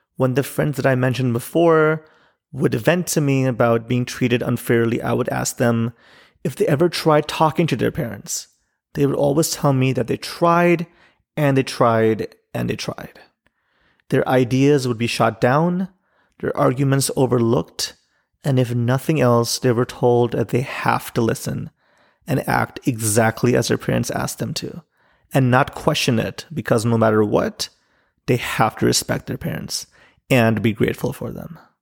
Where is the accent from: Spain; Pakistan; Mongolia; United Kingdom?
Pakistan; now in Chicago, United States; as a Pakistani living in Chicago